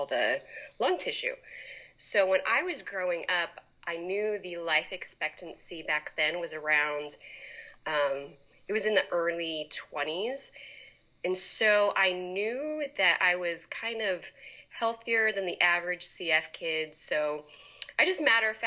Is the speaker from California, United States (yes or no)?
yes; Poway, California, United States; I grew up in Poway.